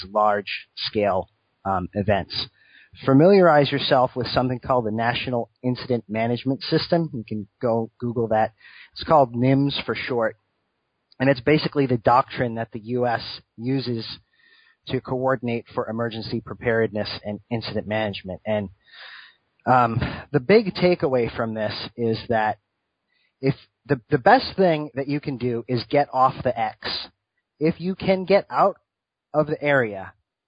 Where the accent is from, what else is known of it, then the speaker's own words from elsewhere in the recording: Rhode Island, United States; Originally, I'm from Rhode Island.